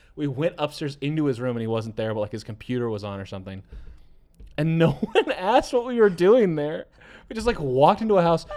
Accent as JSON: {"language": "English", "town": "Brookfield", "region": "Wisconsin", "country": "United States", "tie": "born or raised there", "said": "We had two malls in my hometown. There's Brookfield Square"}